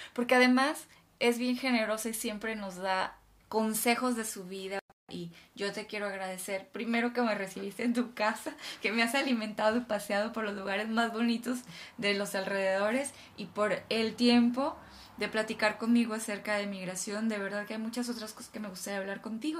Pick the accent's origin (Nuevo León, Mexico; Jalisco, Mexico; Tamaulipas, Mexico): Tamaulipas, Mexico; Ciudad Victoria; moved away as an adult; also born or lived in Monterrey / Mexico City; now in United Kingdom; Yo soy de Ciudad Victoria, Tamaulipas, luego estudié la Universidad de Monterrey, Luego me fui a vivir a Ciudad de México